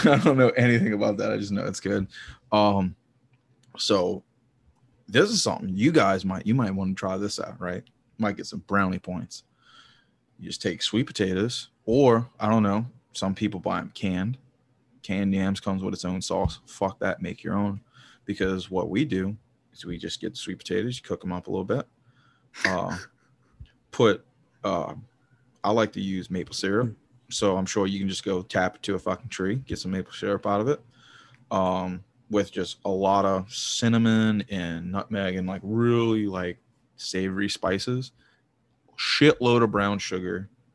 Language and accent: English; the South, United States; I'm from the South